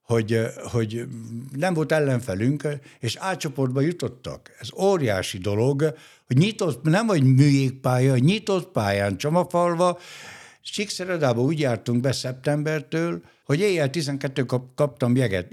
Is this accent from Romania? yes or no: yes; Gheorgheni, Harghita County, Romania; also born or lived in Dunaújváros, Hungary; now in Hungary; a Gyergyóba, a szülővárosomba